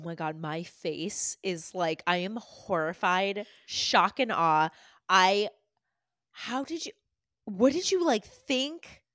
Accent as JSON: {"language": "English", "region": "Massachusetts", "country": "United States", "tie": "born or raised there", "said": "growing up in Massachusetts"}